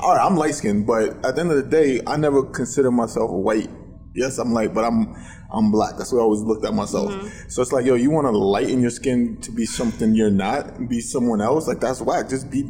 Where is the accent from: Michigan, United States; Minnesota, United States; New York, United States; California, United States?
New York, United States; I'm from New York.